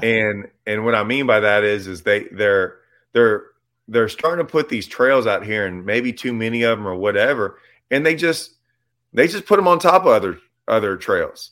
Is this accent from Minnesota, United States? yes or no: no; Lake Livingston, Texas, United States; also born or lived in Houston, Texas / Nacogdoches, Texas; I grew up on Livingston